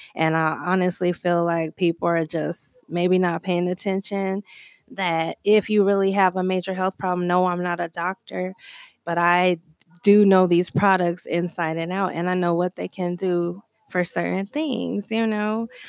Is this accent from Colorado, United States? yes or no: yes; Denver, Colorado, United States; I grew up in Park Hill in Colorado